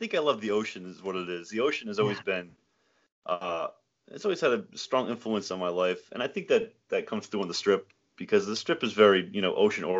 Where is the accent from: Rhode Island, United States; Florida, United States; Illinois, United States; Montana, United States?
Rhode Island, United States; Matunuck; Yeah, Matunuck, Rhode Island.